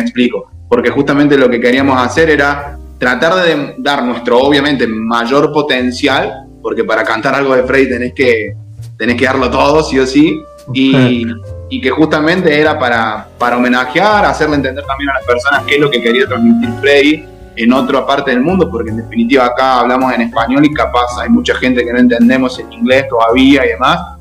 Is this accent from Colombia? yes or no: no; Córdoba, Argentina; de Córdoba